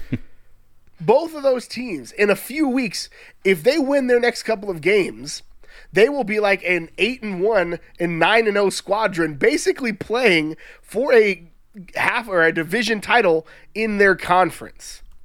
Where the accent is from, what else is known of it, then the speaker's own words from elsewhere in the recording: San Antonio, Texas, United States; you and I grew up in San Antonio, the San Antonio area